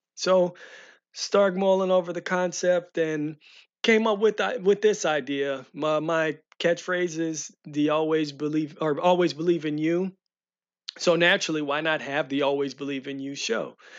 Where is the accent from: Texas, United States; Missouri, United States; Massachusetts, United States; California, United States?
Missouri, United States; St. Louis County; grew up in Saint Louis County area